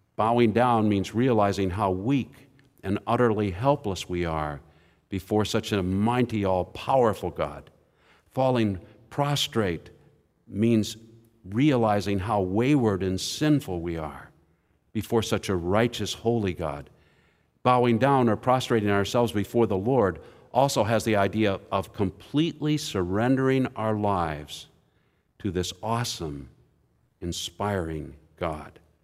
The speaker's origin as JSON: {"language": "English", "town": "Indianapolis", "region": "Indiana", "country": "United States", "said": "I'm from Indianapolis."}